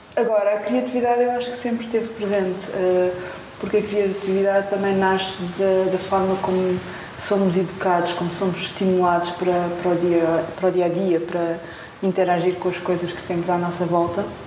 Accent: Portugal; sou portuguesa

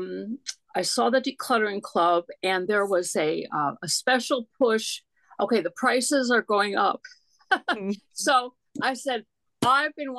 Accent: Chicago, Illinois, United States; now in Germantown, Maryland, United States; I grew up in Illinois

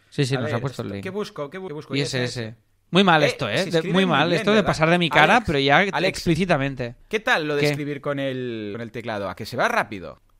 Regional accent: Mataró, Catalonia, Spain; soy de Mataró

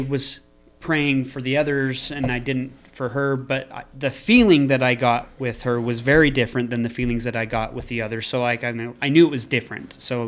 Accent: Scotland, United Kingdom; Yes! No way. We are Scottish.

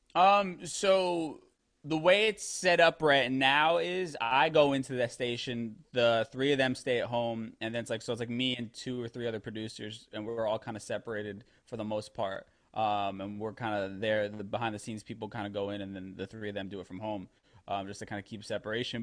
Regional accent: New York City, New York, United States; I'm from the Bronx originally, so I grew up around, you know, Black and Hispanic people

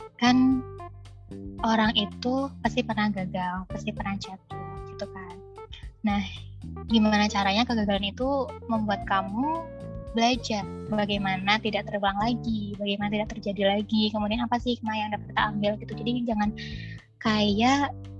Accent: Java, Indonesia; aku dari Jawa

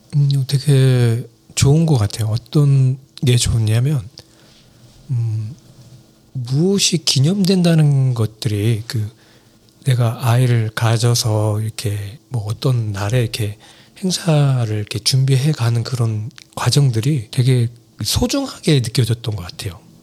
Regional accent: South Korea; moved away as an adult; now in New Jersey, United States; 저희 한국에서는

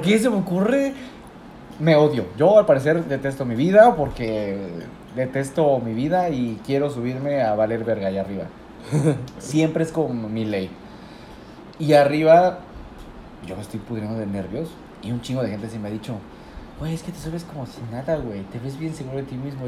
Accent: Puebla, Mexico; moved away as an adult; now in Cabo San Lucas, Mexico; yo que vengo de Puebla

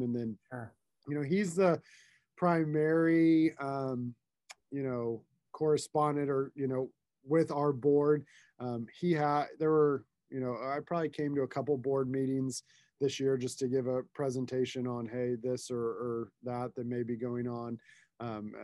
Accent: Tulsa, Oklahoma, United States; I grew up here in Tulsa, lived here most of my life.

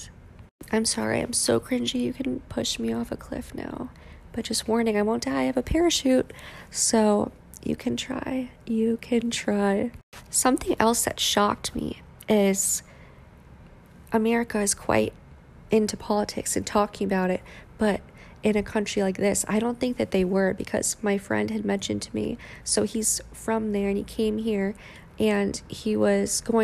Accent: Cheshire, Connecticut, United States; when I went to school where they spoke English, obviously, Highland School in Cheshire, Connecticut, I stopped speaking Vietnamese as often.

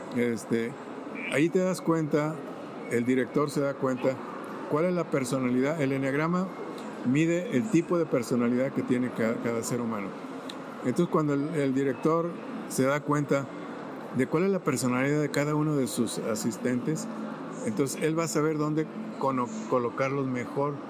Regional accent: Zacualco de Torres, Jalisco, Mexico; moved away; also born or lived in Monterrey, Nuevo León / San José, California; nací en un pueblo tan precioso que se llama Zacualco de Torres, a 72 kilómetros de Guadalajara.

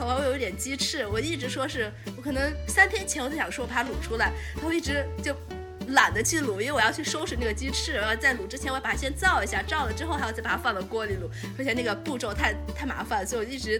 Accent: Shaanxi, China; 因为我是陕西人。作为一个陕西人的话，我是在尤其在夏天的时候，我非常非常想吃的唯一一道家乡菜就是凉皮，尤其热的时候。

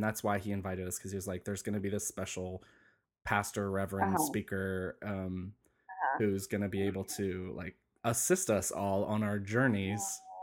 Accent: Asheville, North Carolina, United States; my hometown of Asheville, North Carolina

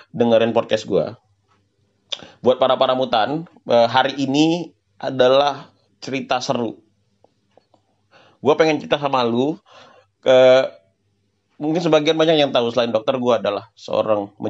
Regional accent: North Sumatra, Indonesia; dan ini dan ini terdapat di uh, daerah gue yaitu Sumatera Utara.

